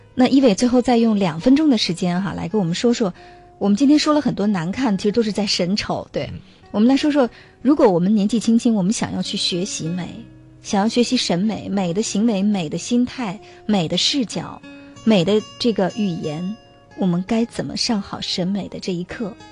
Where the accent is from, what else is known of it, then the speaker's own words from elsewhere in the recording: China; 我们中国人